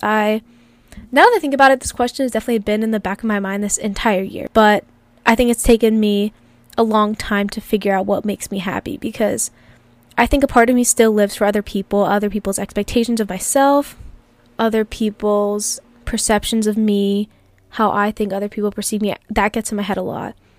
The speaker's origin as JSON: {"language": "English", "town": "Philadelphia", "region": "Pennsylvania", "country": "United States", "tie": "born or raised there", "also_born_or_lived": "Calabria, Italy (ancestry)", "moved": "as an adult", "lives_now": "California, United States", "said": "I grew up in the city of Philadelphia, and then I moved outside when I was about twelve"}